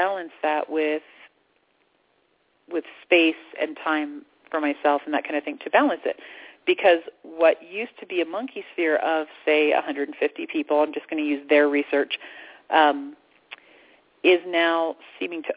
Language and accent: English; Orlando, Florida, United States; moved away; I lived in Orlando. I grew up in Orlando. And I had to move out of Orlando